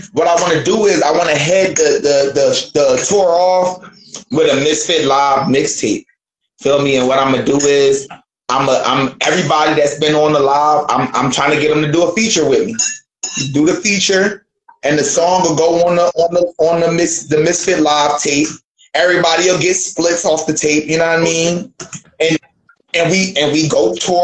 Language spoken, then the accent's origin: English; Philadelphia, Pennsylvania, United States; now in Dayton, United States; I'm from Philly, but right now I'm in Dayton, Ohio